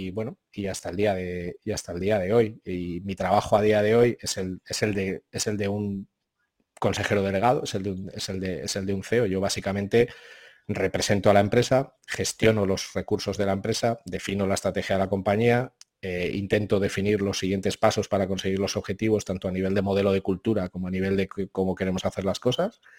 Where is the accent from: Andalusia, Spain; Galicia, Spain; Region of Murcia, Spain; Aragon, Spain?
Aragon, Spain; Zaragoza; soy un zaragozano que nació eh, en 1975